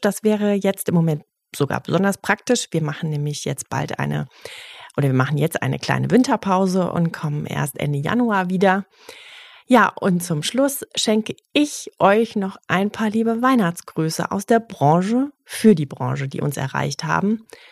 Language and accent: German; China; German is a second language; moved away as an adult; now in Berlin, Germany; Ich komme aus China und lebe jetzt seit 15 Jahren in Berlin